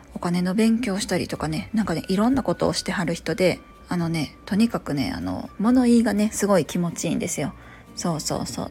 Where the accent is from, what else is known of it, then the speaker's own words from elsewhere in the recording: Kansai, Japan; 同じ関西人だからかね